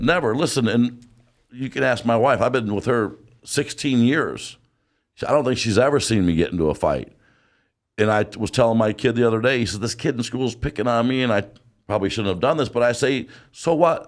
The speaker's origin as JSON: {"language": "English", "town": "Detroit", "region": "Michigan", "country": "United States", "said": "we're from Detroit, and we've been Lions fans."}